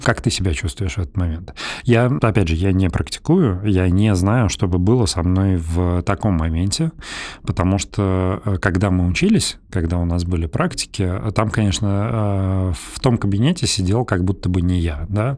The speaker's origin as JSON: {"language": "Russian", "town": "Belgorod", "region": "Belgorod Oblast", "country": "Russia", "tie": "born or raised there", "also_born_or_lived": "Moscow", "moved": "yes", "said": "мы ну, практически вместе росли в Белгороде"}